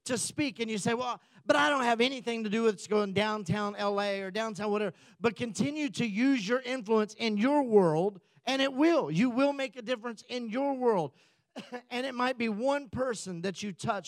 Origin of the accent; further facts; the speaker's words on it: United States; we come back as Americans